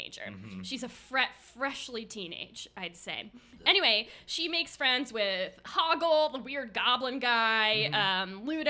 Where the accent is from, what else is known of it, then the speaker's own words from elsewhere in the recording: New Jersey, United States; accent: New Jersey; my New Jersey accent